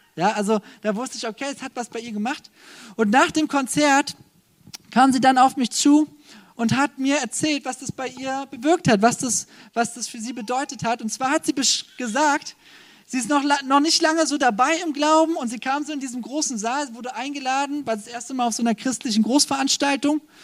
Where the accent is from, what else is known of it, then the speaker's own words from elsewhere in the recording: Germany; als Deutsche